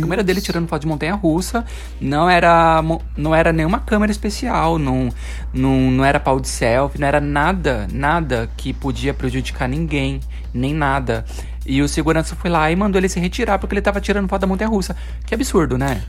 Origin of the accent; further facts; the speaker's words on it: Osasco, São Paulo, Brazil; É da minha terra natal